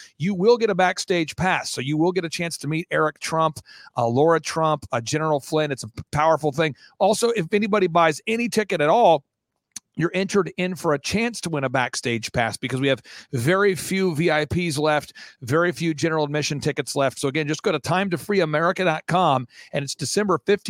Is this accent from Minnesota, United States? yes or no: yes; Minnesota, United States; moved away; I grew up in Minnesota, the winters are there about as crazy as New York.